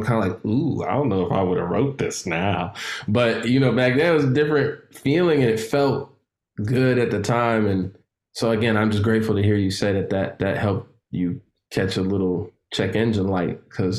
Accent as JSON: {"language": "English", "town": "Chicago", "region": "Illinois", "country": "United States", "said": "You know, I grew up all over America, but I'm originally from Chicago, and my uncle would take me to different rap events."}